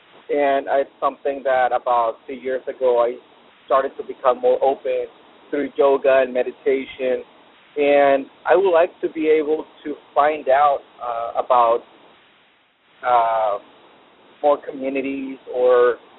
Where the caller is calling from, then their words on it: San Diego, California, United States; I'm calling from San Diego.